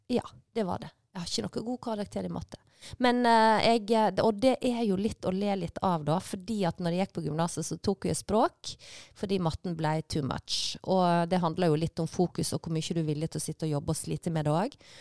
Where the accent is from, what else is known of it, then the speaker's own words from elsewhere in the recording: Leikanger, Vestland, Norway; moved away; also born or lived in Bergen; jeg er jo fra Vestlandet, og Leikanger, bygda som jeg kommer fra, er jo ei sånn fruktbygd som ligger ved Sognefjorden